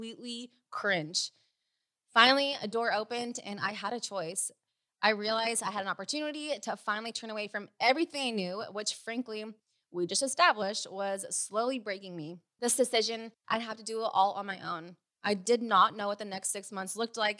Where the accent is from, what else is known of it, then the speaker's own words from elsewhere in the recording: Sacramento, California, United States; now in Newport Beach, United States; I was raised in the Sacramento area in Northern California